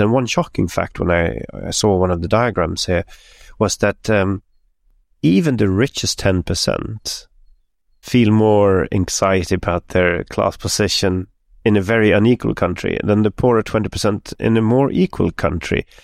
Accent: Stockholm, Stockholm County, Sweden; My hometown, Stockholm

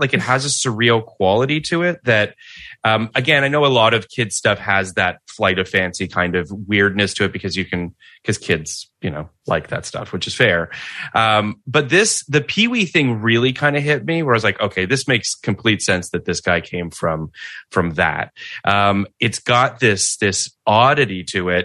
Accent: Canada; I grew up in Canada.

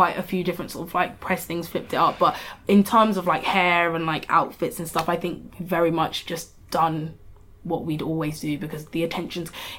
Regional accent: Croydon, London, United Kingdom; also born or lived in Lagos, Nigeria; I'm from Croydon

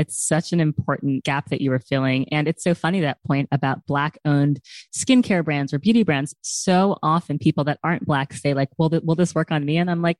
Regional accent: New York City, New York, United States; also born or lived in New Orleans / Minneapolis; I moved to New York City when I was 7 years old. So it's really all I remember is New York City. But before that, I lived in New Orleans and Minneapolis.

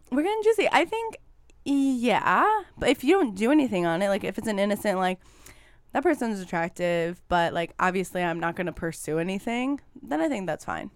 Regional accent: northwest suburbs of Chicago, Illinois, United States; I'm from the northwest suburbs of Chicago

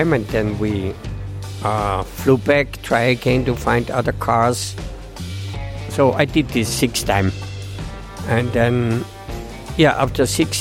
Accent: Austria; moved away as an adult; now in Nepal; I'm from Austria and 66 years old.

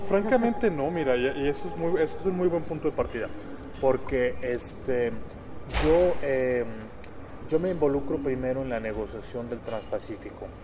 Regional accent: Monterrey, Nuevo León, Mexico; moved away as an adult; now in Mexico City, Mexico; yo soy originario de Monterrey

